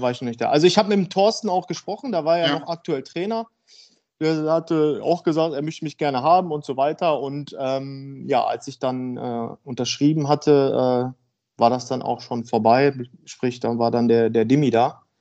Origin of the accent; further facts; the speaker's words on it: Dülmen, North Rhine-Westphalia, Germany; also born or lived in Essen; now in Münster, Germany; ich bin in Essen geboren und dann sind wir, also meine Eltern, mir und meiner Schwester sind dann, als ich sieben Jahre alt war, sind wir dann halt ins Münsterland gezogen. Und meine Eltern erst ein Haus gekauft und äh, ja, dann bin ich da groß geworden, aufgewachsen